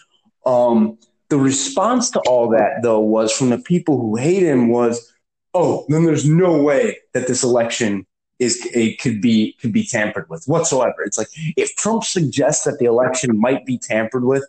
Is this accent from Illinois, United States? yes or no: yes; Chicago, Illinois, United States; I'm from Chicago. Okay. I worked in Chicago politics